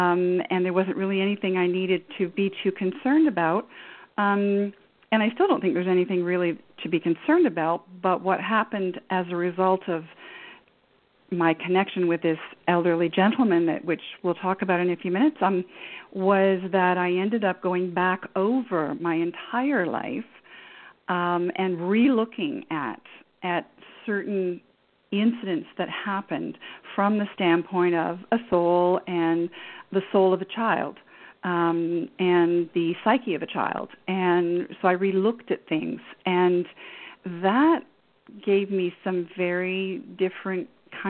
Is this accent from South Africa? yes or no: no; Canada; And I grew up in Canada, and we moved around a fair bit.